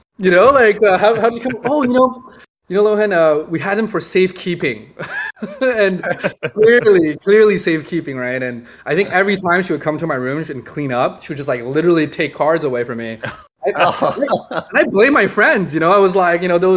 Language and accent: English; Montreal, Quebec, Canada; I grew up in Montreal, up in Canada